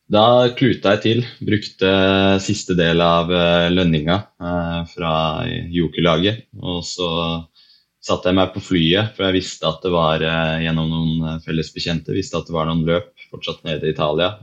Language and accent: Norwegian; Lillehammer, Innlandet, Norway; Så jeg er jo fra Lillehammer, så jeg har jo vært eh, så heldig å vokse opp med ski på beina som eh, mange andre her i byen